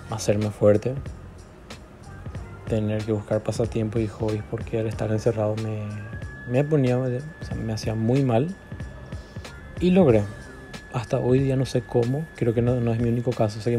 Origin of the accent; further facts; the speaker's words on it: Encarnación, Itapúa, Paraguay; tengo 21 años, soy de Encarnación Paraguay